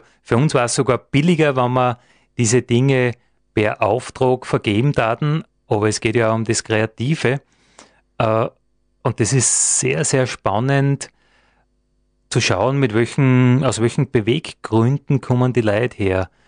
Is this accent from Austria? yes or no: yes; Dobersberg, Lower Austria, Austria; da wo ich herkomme aus Dobersberg, wir haben einen Naturpark.